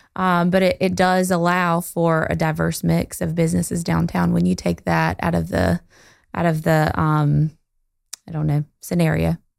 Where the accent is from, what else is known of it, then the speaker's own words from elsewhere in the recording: Goldsboro, North Carolina, United States; moved away as an adult; also born or lived in Greenville; I am from Goldsboro, um, not born here, but raised here, and went to Eastern Wayne High School